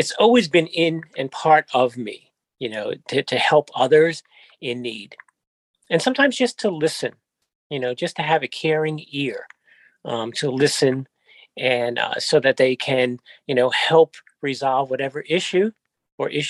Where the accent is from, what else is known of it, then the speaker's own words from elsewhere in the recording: New York City, New York, United States; born and raised in Queens all my life, since 1962